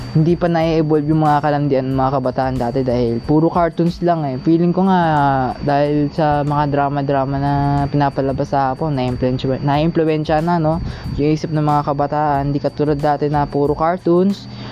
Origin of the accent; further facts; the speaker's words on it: Davao Region, Philippines; moved away; nasa probinsya namin, uh, nagulat nga ako one time pag uwi ko ng Davao